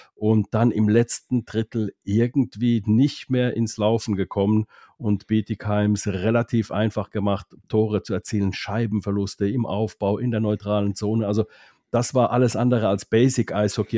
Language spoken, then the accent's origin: German; Finland; moved away; das als Finne